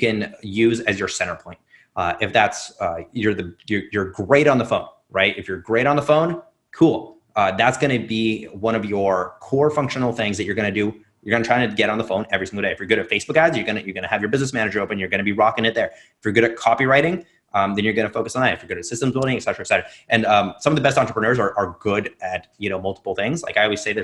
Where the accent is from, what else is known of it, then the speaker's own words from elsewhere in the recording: Russia; I grew up in Russia